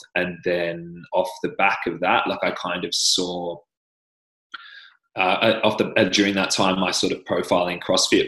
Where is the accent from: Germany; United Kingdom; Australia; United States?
Australia; accent: Australian; I'm Australian.